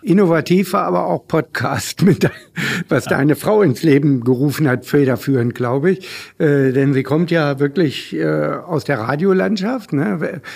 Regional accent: Hanover, Lower Saxony, Germany; Hannover, ich bin ja Hannoveraner

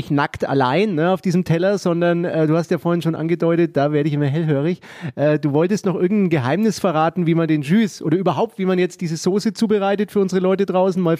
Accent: Nuremberg, Bavaria, Germany; ich bin ja auch ein Nürnberger und ich finde es toll, muss ich sagen, was wir hier in Nürnberg haben.

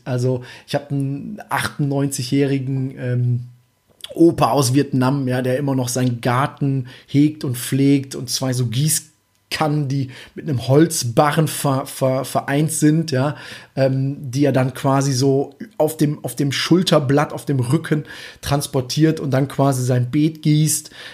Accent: Germany; als Deutscher

